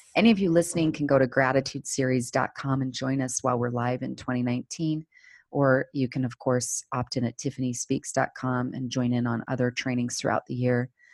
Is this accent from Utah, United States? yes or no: yes; Salt Lake City, Utah, United States; I grew up here in Salt Lake City, Utah, where I'm still based